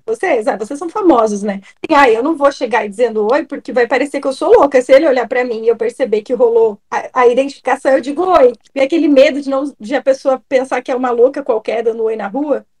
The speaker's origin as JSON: {"language": "Portuguese", "region": "Rio Grande do Sul", "country": "Brazil", "also_born_or_lived": "Londrina, Paraná", "moved": "yes", "lives_now": "Santa Catarina, Brazil", "said": "Eu sou gaúcha, morei em Londrina e agora moro em Santa Catarina"}